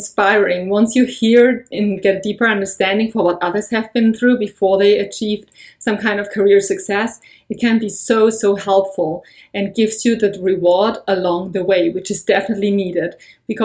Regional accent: Germany; moved away as an adult; now in United States; I have been born and raised in Germany, and I've been living in the US for over a year

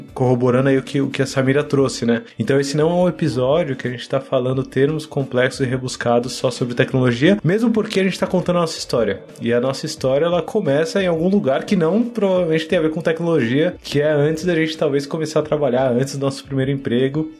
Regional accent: Paulista, São Paulo, Brazil; Eu sou um dos primeiros paulistas, assim, da K21

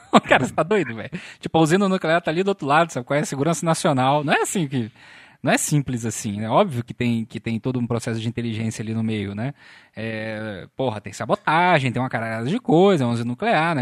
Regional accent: Volta Redonda, Rio de Janeiro, Brazil; sou de Volta Redonda

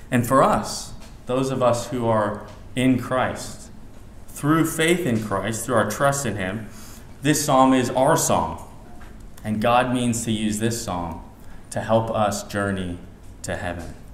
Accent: Kansas City, Missouri, United States; now in Dubai, United Arab Emirates; You see, I grew up in Kansas City, and there are no mountains there.

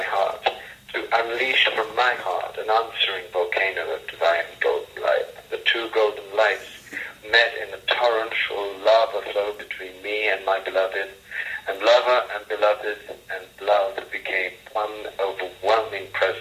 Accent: Coimbatore, Tamil Nadu, India; moved away; my father was dying in Coimbatore, the place where I was born in South India

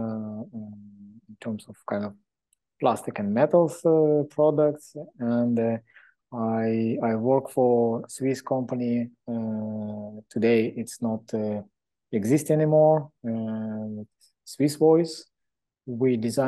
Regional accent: Israel; moved away as an adult; also born or lived in Moscow, Russia / Hong Kong / China; I was born many years ago in Moscow, Russia, in period of Soviet Union. And then when that country collapsed, my family moved to Israel. I grew up in Israel

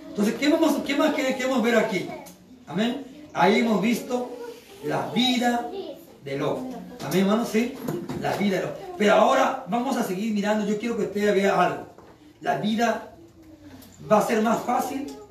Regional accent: Chimbote, Ancash, Peru; Yo soy de acá en Chimbote. Yo soy de Chimbote

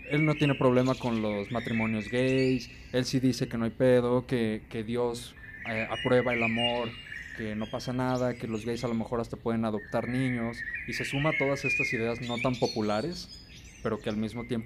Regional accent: Guadalajara, Jalisco, Mexico; los de Guadalajara, que somos los segundos europeos

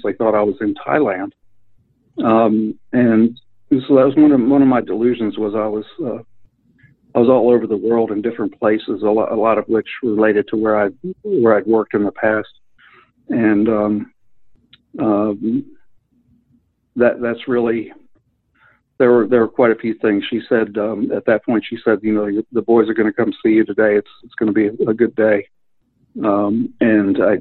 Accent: Wilmington, Delaware, United States; moved away as an adult; also born or lived in Alabama; now in Syracuse, United States; I'm originally from Wilmington, Delaware, and moved to Alabama when I was 18 with my parents

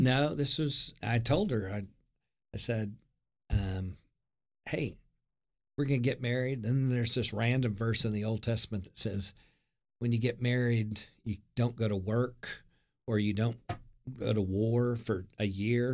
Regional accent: Norman, Oklahoma, United States; born and raised in Norman, Oklahoma

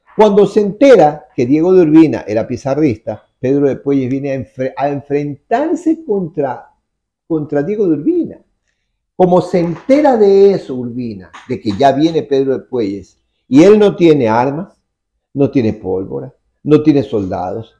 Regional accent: Guayaquil, Guayas, Ecuador

